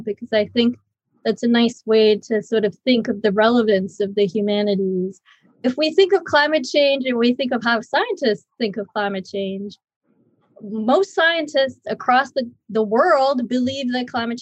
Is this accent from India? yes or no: yes; India; moved away as an adult; also born or lived in United States; I grew up in India.